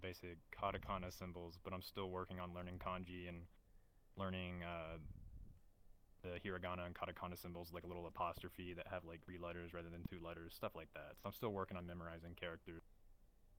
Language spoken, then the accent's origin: English; Texas, United States; I'm born and raised Texas